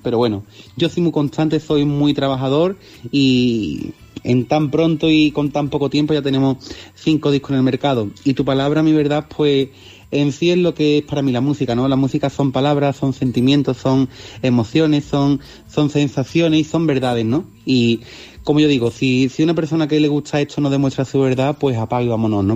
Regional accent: Olivares, Seville, Andalusia, Spain; Yo soy de Olivar, un pueblo de, Sevilla

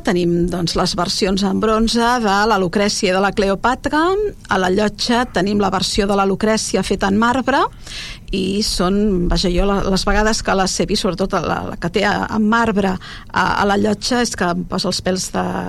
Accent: Argentona, Catalonia, Spain; jo que soc d'Argentona

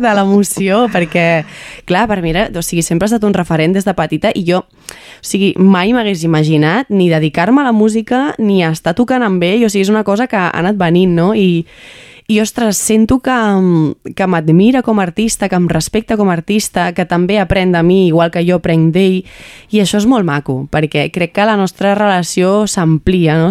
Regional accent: Montmeló, Catalonia, Spain; sóc de Montmeló de tota la vida

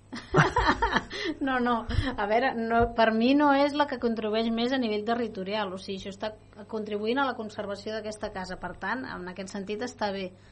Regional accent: Vallès, Catalonia, Spain; Jo també sóc del Vallès com, com vosaltres

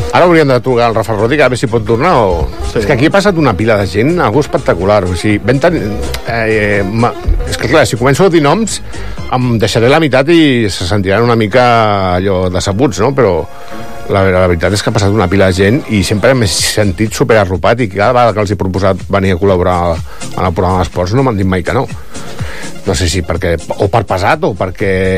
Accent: Barcelona, Catalonia, Spain; now in Palafolls, Spain; jo vaig fer ràdio de petit a, a Barcelona, a el que seria Ràdio Ibiza, que és la ràdio del meu barri, a barri d'Horta

